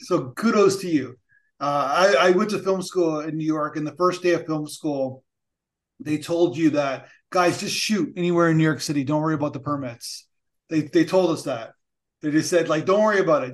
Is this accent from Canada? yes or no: yes; Canada; a Canadian who we like regulations